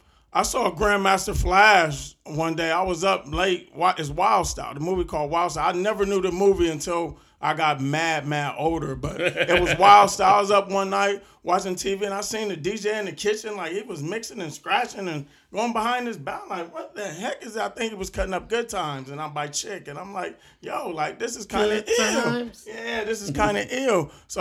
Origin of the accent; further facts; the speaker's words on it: Southfield, Michigan, United States; I grew up in Southfield